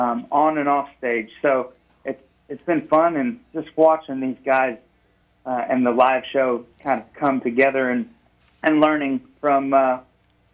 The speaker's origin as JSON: {"language": "English", "town": "Beasley", "region": "Texas", "country": "United States", "tie": "born or raised there", "said": "I grew up southwest of Richmond, Rosenberg, going 59 south."}